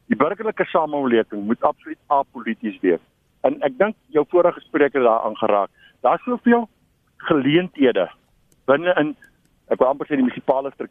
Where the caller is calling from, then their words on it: Tenison, South Africa; Ja, ek is van Tenison.